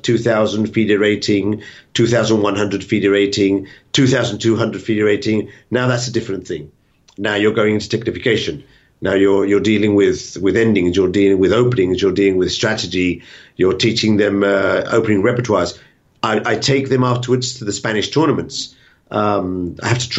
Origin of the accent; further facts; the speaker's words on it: England, United Kingdom; I'm English